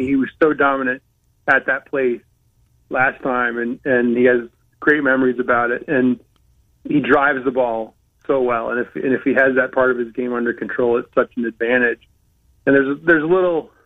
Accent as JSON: {"language": "English", "town": "Saginaw", "region": "Michigan", "country": "United States", "tie": "born or raised there", "moved": "yes", "lives_now": "Connecticut, United States", "said": "growing up in Saginaw, Michigan, in a factory town"}